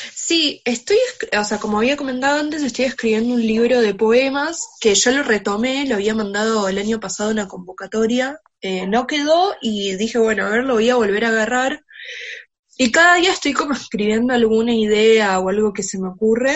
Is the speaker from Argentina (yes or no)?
yes; Argentina